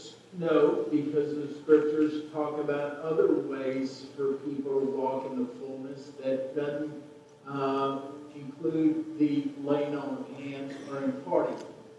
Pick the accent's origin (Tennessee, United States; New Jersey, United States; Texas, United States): Texas, United States; Waco; I was born in Waco. I grew up in Waco, blah, blah, blah.